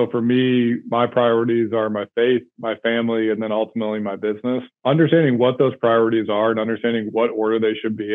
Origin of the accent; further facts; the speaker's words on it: St. Louis, Missouri, United States; I'm from St. Louis